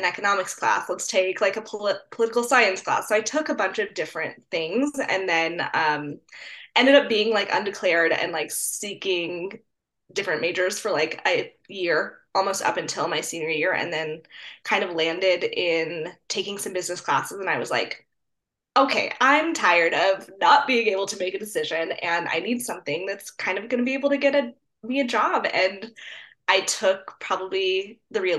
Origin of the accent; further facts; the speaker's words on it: Colorado, United States; I'm from Colorado, and I kind of went to undergrad at CSU, which is just my state university here